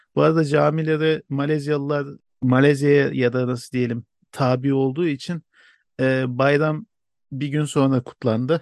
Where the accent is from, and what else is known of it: Turkey